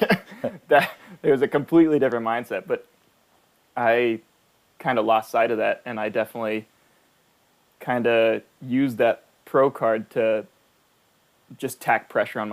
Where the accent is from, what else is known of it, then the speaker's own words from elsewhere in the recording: Houston, Texas, United States; I'm from Houston